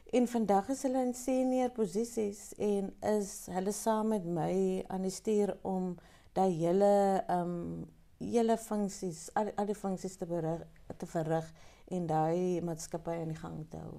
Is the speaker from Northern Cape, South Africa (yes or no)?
no; Pniel, Western Cape, South Africa; ik is um, ehm, geboren in Peniel. Wow. ik is een um een Penieler.